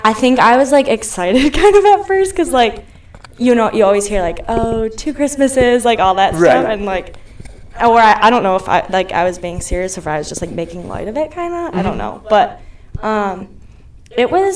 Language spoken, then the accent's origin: English; Spring Lake, Michigan, United States; I grew up in Spring Lake, so it's pretty close to Holland. It's like 35 minutes north